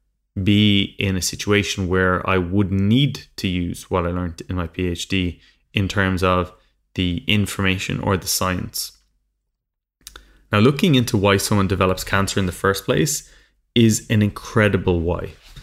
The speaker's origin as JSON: {"language": "English", "country": "Ireland", "moved": "as an adult", "lives_now": "London, United Kingdom", "said": "I came from Ireland in the middle of nowhere and I moved over to London with a dream."}